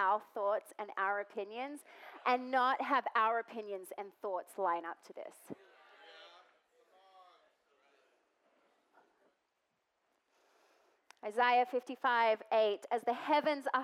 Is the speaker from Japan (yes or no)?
no; Australia; moved away; I'm Australian